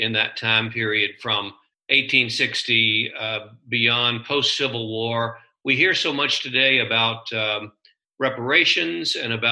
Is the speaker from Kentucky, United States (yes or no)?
yes; rural Kentucky, United States; growing up in rural Kentucky